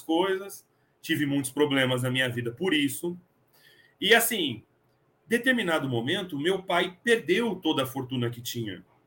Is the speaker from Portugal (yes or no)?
no; São Paulo, Brazil; moved away as an adult; now in Franca, Brazil; Eu sou de São Paulo, morei 23 anos em São Paulo e vim para Franca.